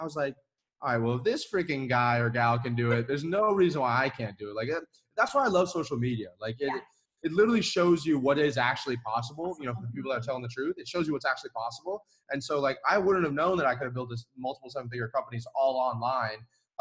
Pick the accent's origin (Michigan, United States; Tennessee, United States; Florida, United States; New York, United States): Florida, United States; also born or lived in Atlanta; I was in Florida at the time